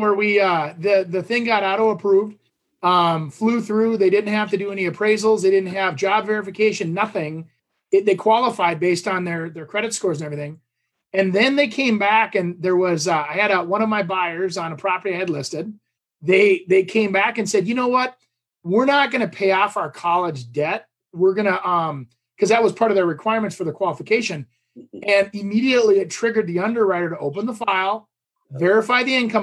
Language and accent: English; Champlin, Minnesota, United States; my hometown here, Champlin